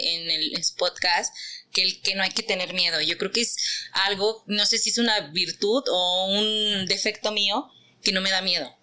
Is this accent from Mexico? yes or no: yes; Teziutlán, Puebla, Mexico; soy teciuteca, orgullosamente poblana de la Perla de la Sierra